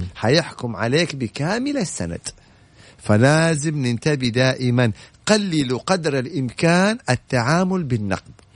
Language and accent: Arabic; Saudi Arabia; انا سعودي وافتخر انه سعودي